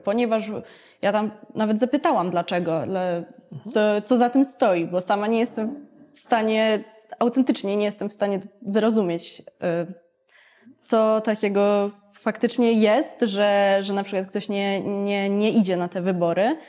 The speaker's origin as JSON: {"language": "Polish", "town": "Warsaw", "region": "Masovian Voivodeship", "country": "Poland", "said": "ja akurat byłam jednym z wyjątków, e, który został w Warszawie"}